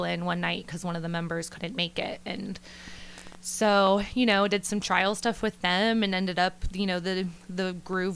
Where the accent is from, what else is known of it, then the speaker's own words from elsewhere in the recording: Salina, Ohio, United States; moved away as an adult; now in Nashville, United States; I am from Salina, Ohio, originally